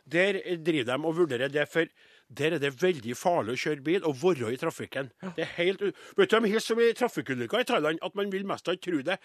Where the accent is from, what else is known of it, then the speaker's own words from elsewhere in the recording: Trøndelag, Norway; Jeg var nordtrønder, og nå er jeg trønder.